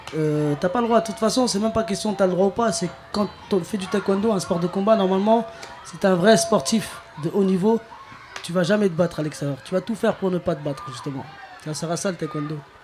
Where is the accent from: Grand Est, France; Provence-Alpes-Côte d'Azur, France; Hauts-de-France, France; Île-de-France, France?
Île-de-France, France; Clichy-sous-Bois; j'ai grandi à Clichy-sous-Bois, je suis toujours à Clichy-sous-Bois